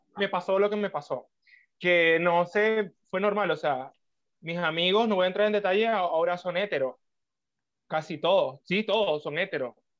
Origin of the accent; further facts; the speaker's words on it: Ciudad Ojeda, Zulia, Venezuela; moved away; also born or lived in San Francisco, Zulia; yo soy nacido en San Francisco, pero viví en Ojeda